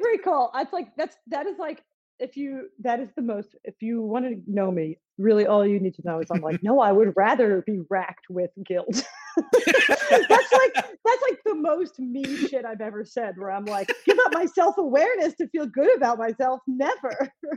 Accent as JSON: {"language": "English", "town": "Philadelphia", "region": "Pennsylvania", "country": "United States", "said": "I'm from Philly"}